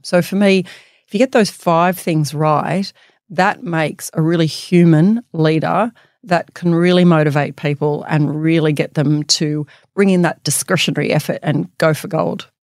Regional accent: Bathurst, New South Wales, Australia; moved away as an adult; growing up in Bathurst

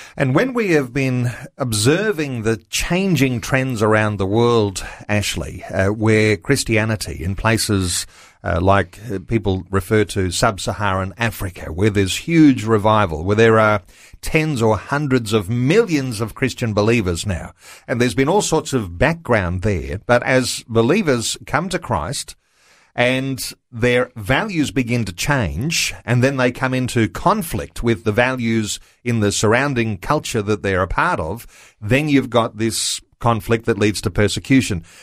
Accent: Australia; I'm an Australian.

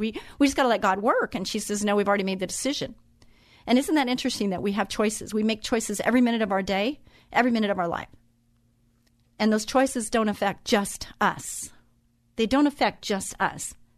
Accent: Orange County, California, United States; I grew up in Orange County

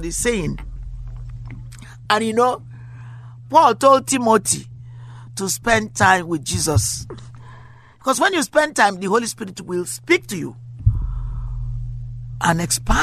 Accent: Nigeria; now in United States; I come from Africa. I come from Nigeria. I live in America now. I haven't been to my country in a long time, but I like to go because my roots are there.

